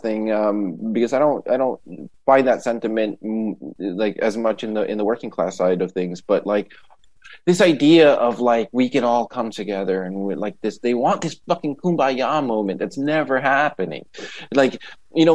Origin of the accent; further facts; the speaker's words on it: New York, United States; growing up in New York